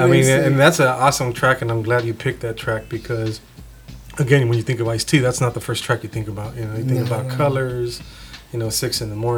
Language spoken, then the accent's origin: English; Wilmington, California, United States; I grew up in Wilmington, California, 90744